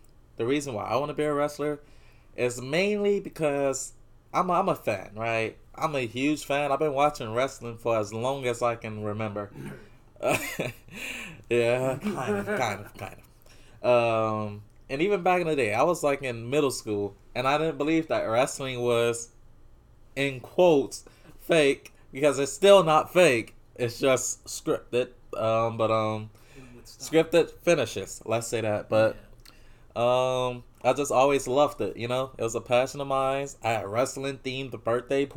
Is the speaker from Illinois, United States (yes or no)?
no; New Orleans, Louisiana, United States; we're from New Orleans